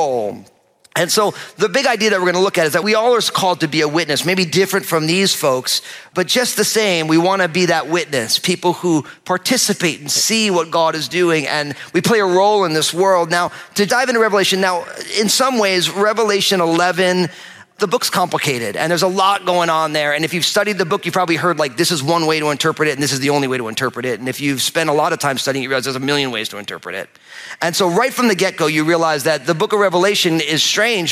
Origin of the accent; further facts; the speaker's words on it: New Jersey, United States; I'm from New Jersey